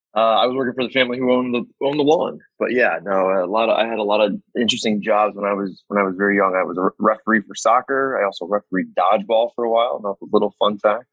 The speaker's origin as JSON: {"language": "English", "town": "Saratoga Springs", "region": "New York", "country": "United States", "tie": "born or raised there", "said": "my hometown is a upstate New York, in upstate New York, called Saratoga Springs"}